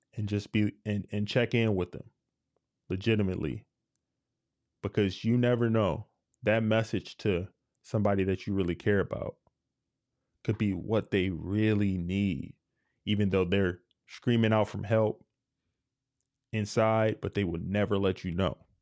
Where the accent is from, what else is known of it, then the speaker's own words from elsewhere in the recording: United States; I love being an American